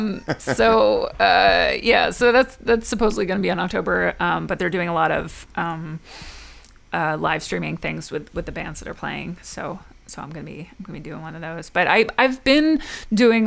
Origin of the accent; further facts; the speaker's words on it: New Jersey, United States; now in Los Angeles, United States; I'm from New Jersey.